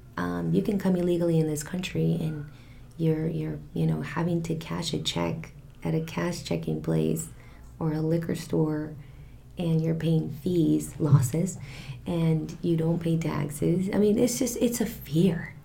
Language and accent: English; Santa Barbara, California, United States; also born or lived in Mexico City, Mexico; still very cultural and it's just kind of where I grew up